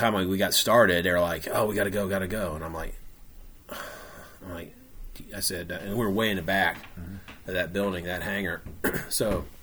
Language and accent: English; New Carlisle, Ohio, United States; I grew up in New Carlisle